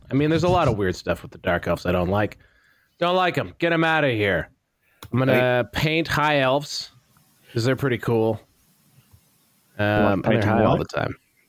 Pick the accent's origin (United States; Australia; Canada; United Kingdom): Canada; What, as a Canadian?